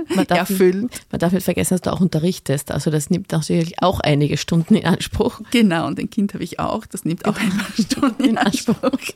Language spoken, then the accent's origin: German; Carinthia, Austria; ich als gebürtige Kärntnerin